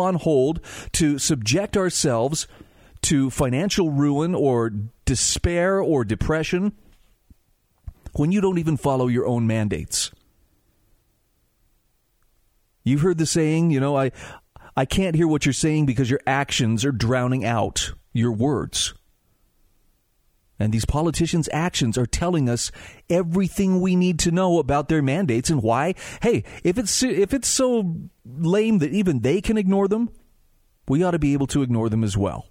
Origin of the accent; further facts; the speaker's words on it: Utah, United States; my home state of Utah